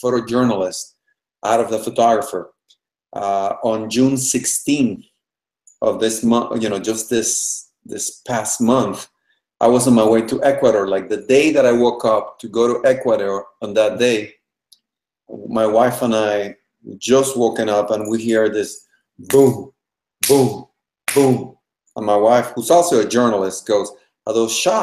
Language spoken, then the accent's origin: English; Panama; moved away as an adult; now in United States; I am originally from Panama. I was raised by my Cuban family in Panama.